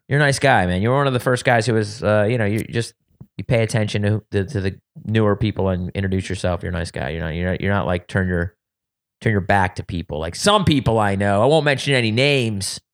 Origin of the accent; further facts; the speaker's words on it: suburbs of Philadelphia, Pennsylvania, United States; moved away; also born or lived in Wilmington, Delaware / Ohio / California; I grew up in the suburbs of Philadelphia